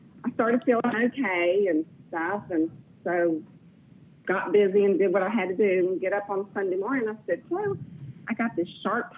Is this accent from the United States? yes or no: yes; Miami, Florida, United States; I am not. I am originally from Florida, Miami, Florida, but we have moved around quite a bit.